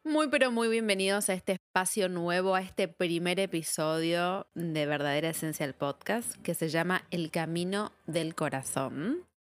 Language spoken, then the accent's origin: Spanish; Argentina; soy de Argentina, estudié en la Universidad de Buenos Aires